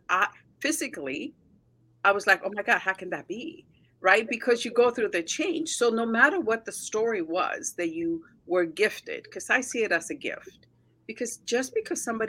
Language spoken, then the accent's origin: English; United States; So my parents are Mexican. I grew up in the States